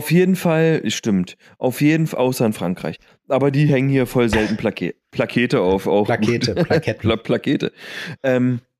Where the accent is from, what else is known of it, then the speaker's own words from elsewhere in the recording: Lüdenscheid, North Rhine-Westphalia, Germany; in Lüdenscheid, in meiner Heimat